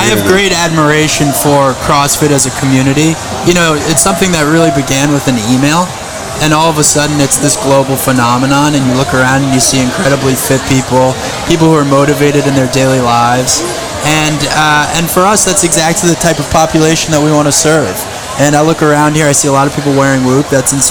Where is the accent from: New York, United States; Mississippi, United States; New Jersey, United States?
New York, United States; Long Island; moved away as an adult; now in Boston, United States; I grew up on Long Island.